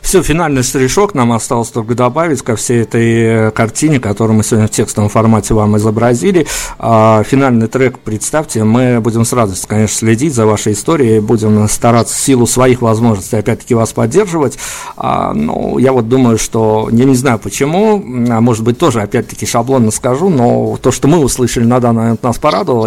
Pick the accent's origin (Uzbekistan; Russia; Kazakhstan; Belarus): Belarus